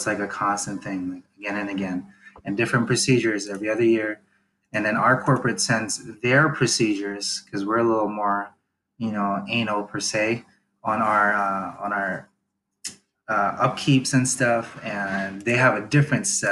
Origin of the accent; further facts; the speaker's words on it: Philippines; also born or lived in New Jersey; now in United States; I grew up in the Philippines